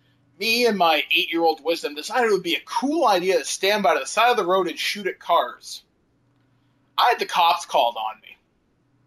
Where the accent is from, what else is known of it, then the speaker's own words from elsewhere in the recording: Canada; I'm Canadian